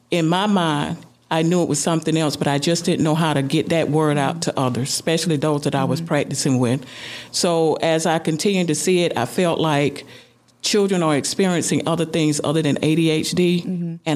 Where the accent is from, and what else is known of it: Adel, Georgia, United States; born or raised there